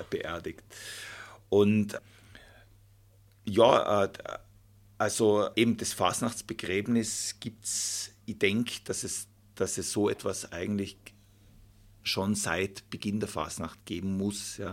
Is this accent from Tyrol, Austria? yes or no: yes; Volders, Tyrol, Austria; ich bin ja in Folders aufgewachsen